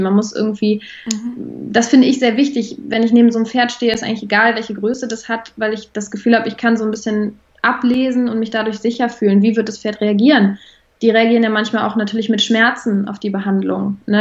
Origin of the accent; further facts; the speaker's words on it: Bonn, North Rhine-Westphalia, Germany; ich komme aus Bonn